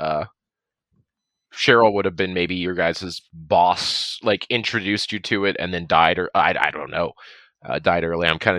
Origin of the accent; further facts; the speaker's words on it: on the Nevada border, California, United States; we're from California, right on the Nevada border. Like we all grew up in the same town.